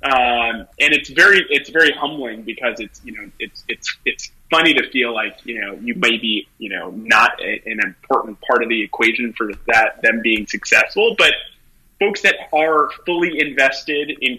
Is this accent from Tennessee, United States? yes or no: no; New York City, New York, United States; I grew up in the Bronx, went to high school in Tribeca at Stuyvesant